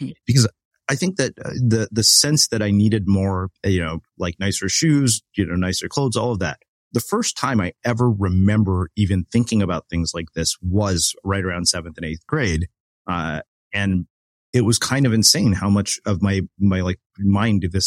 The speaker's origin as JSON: {"language": "English", "country": "United States", "said": "somebody who's an Indian American, where being raised with an achievement mindset was kind of, you know, the default in our household"}